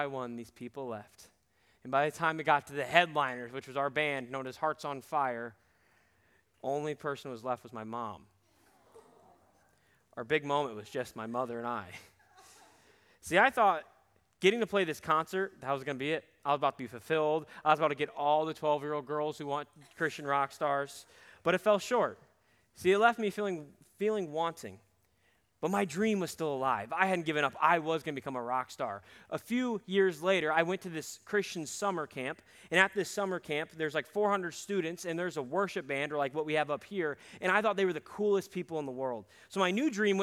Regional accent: Cedar Rapids, Iowa, United States; we would play gigs around my hometown of Cedar Rapids

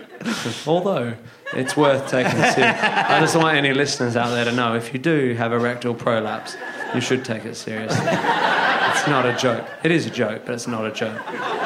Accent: Northampton, East Midlands, United Kingdom; born there; I was born in Northampton in a very similar manner to Andrew Collins.

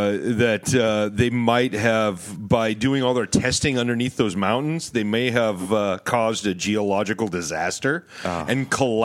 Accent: Canada; Well, I'm going to because I'm Canadian, and I think I'm better than the U.S., but I'm still going to apologize for it.

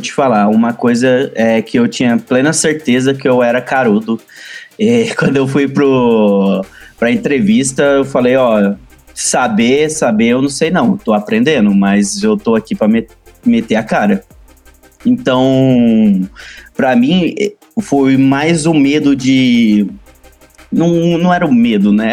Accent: Uberlândia, Minas Gerais, Brazil; eu sou uberlandense, sou de Minas Gerais, né? Uberlândia, Minas Gerais.

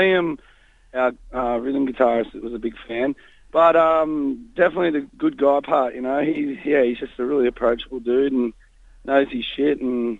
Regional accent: Sydney, New South Wales, Australia; we're from Sydney, Australia

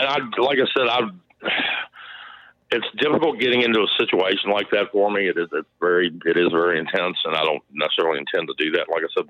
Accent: Staunton, Virginia, United States; I was raised here in Stanton, Virginia.

